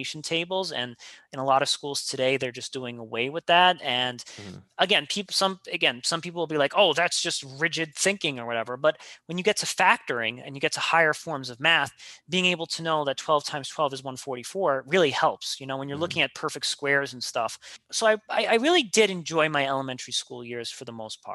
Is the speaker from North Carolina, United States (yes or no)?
no; New York City, New York, United States; I grew up in Queens, New York